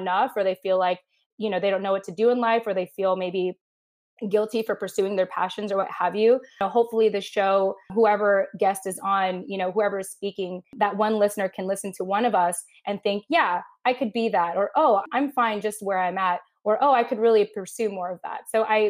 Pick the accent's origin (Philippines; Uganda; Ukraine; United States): Philippines; I feel like a good way to describe us as Filipino women is almost like cockroaches.